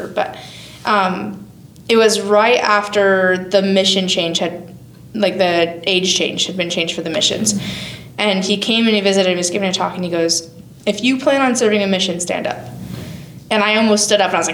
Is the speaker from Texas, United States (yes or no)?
no; Wyoming, United States; I moved home to Gillette, an hour and a half from my hometown, back to Wyoming